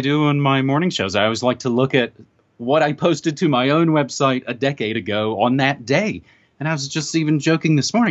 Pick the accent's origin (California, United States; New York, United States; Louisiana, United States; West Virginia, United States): West Virginia, United States; moved away; my home state of West Virginia